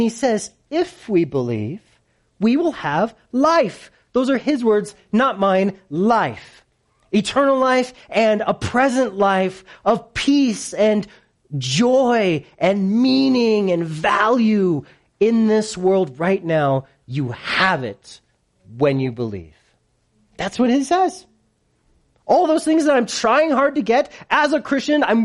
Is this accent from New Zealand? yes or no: no; United States; I'm such an American